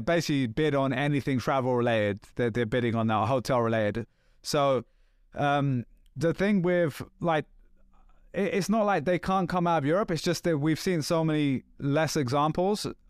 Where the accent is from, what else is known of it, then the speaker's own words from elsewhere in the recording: England, United Kingdom; I'm English too